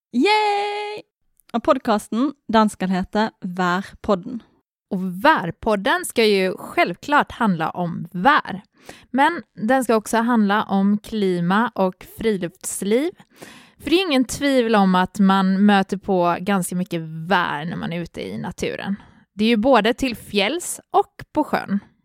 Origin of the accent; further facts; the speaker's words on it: Gothenburg, Västra Götaland, Sweden; moved away as an adult; now in Norway; jag kommer från Göteborg, men jag har bott i Norge i eh, allt som allt i tre och ett halvt år